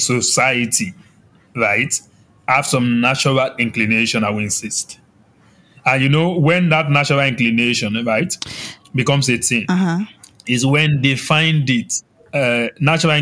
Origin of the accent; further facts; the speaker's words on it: Yorubaland, Nigeria; accent: Yoruba; My Yoruba is coming out